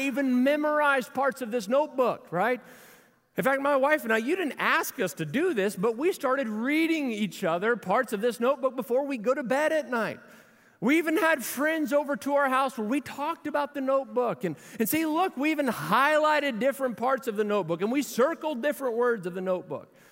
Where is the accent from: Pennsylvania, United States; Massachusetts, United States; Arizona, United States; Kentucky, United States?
Kentucky, United States; Louisville; We grew up in Louisville together